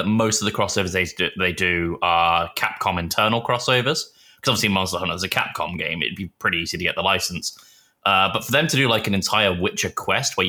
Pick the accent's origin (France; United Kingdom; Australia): United Kingdom; England; moved away; also born or lived in Texas; where are you from? I went, England